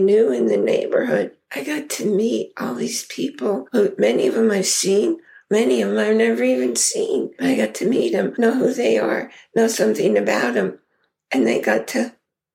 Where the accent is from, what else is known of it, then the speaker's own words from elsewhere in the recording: New York, United States; moved away as an adult; also born or lived in Idaho; now in Connecticut, United States; I grew up in New York